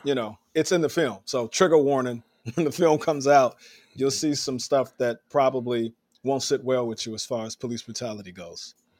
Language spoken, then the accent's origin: English; Chicago, Illinois, United States; now in New York City, United States; I'm from Chicago